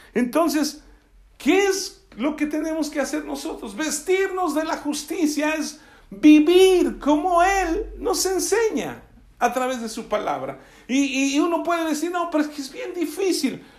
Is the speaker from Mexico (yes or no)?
yes; Alvarado, Veracruz, Mexico; el hecho de que yo sea de Alvarado, Veracruz, voy a seguir diciendo tanta majadería que dicen allá